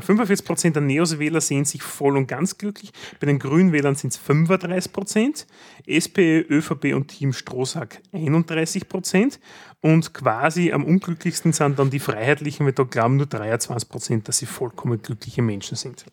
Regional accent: Graz, Styria, Austria; wenn man als Grazer nach Wien will

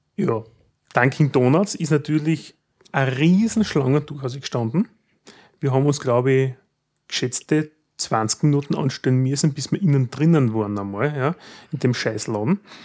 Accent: Austria; bei uns in Österreich

